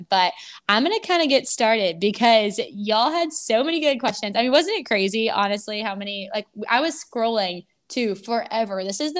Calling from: Tampa, Florida, United States; But I'm actually podcasting from Tampa, Florida

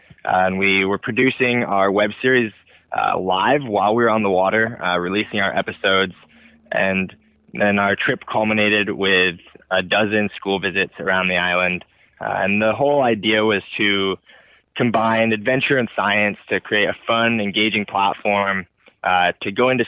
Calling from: Santa Cruz, California, United States; But yeah, I'm checking in from Santa Cruz, California. So I've been hunkered down here since the pandemic began, pretty much.

